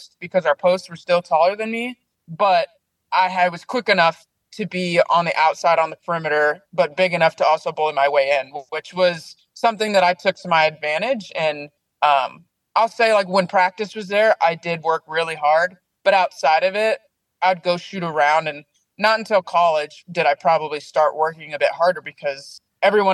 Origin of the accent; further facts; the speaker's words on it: Salem, Oregon, United States; Oregon. Born and raised in Oregon